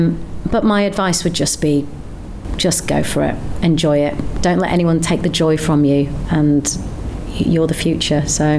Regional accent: Bradford, Yorkshire and the Humber, United Kingdom; also born or lived in Leeds; I grew up in Bradford

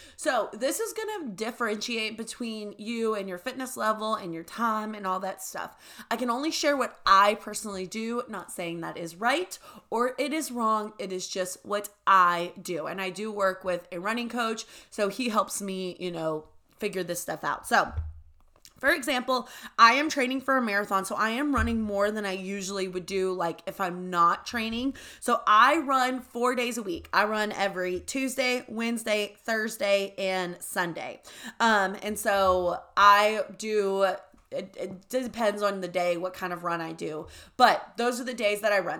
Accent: the South, United States; we grew up in the South.

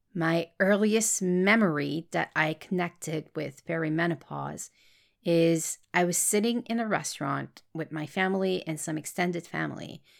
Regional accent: Quebec, Canada; accent: French Canadian; English is a second language; I am French Canadian. That's why you will hear a slight accent in my voice

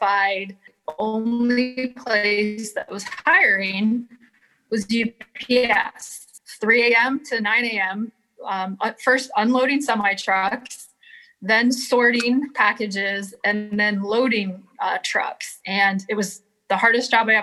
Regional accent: Flint, Michigan, United States; where I grew up in Flint

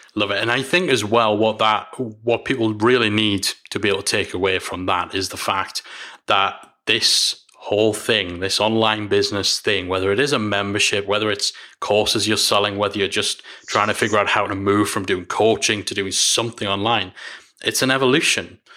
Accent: Newcastle upon Tyne, North East England, United Kingdom; I'm from Newcastle

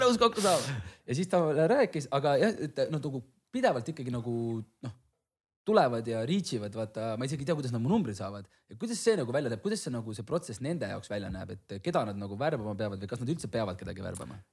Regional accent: Hiiumaa, Hiiu County, Estonia; ma ise olen Hiiumaalt

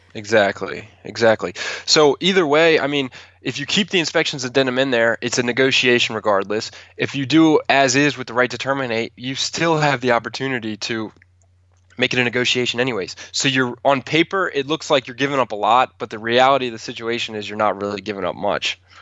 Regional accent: Calvert County, Maryland, United States; moved away as an adult; also born or lived in New York City; I moved from New York City back to Calvert County

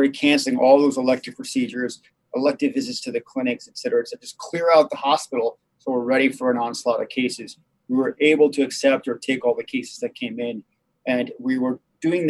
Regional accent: Argentina; now in United States; being Argentine, I was born in Argentina.

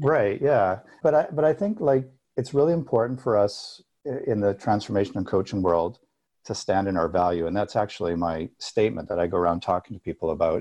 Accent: Alberta, Canada; I grew up in Alberta, which is like Texas mixed with Colorado in Canada

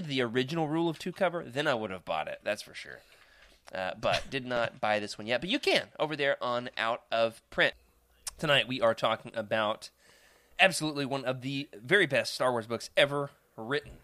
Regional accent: Arkansas, United States; my hometown in Arkansas

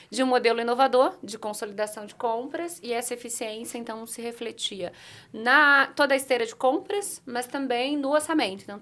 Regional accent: Limeira, São Paulo, Brazil; Eu sou natural de Limeira, do interior de São Paulo

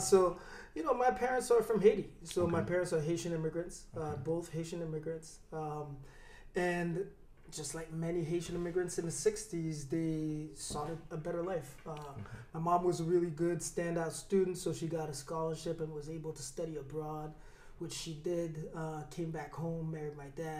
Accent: Montreal, Quebec, Canada; also born or lived in Newark, New Jersey; So I grew up mostly in Montreal, but also in Newark, New Jersey.

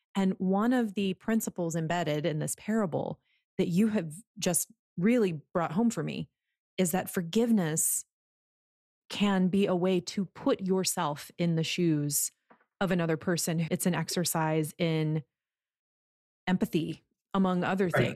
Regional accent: United States; being an American

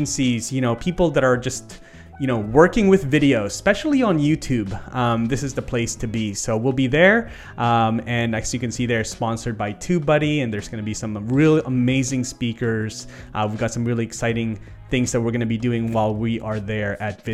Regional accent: Canada; as a Canadian

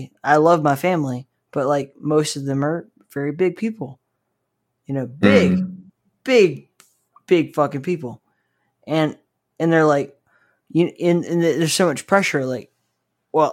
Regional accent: Southeast United States, United States; I grew up in the Southeast United States

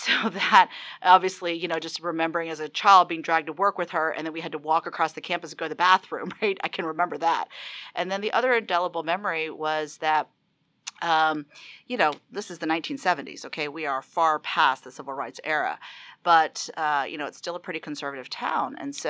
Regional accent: the South, United States; accent: Southern; And the last thing she said is I wasn't going to survive if I still had my Southern accent.

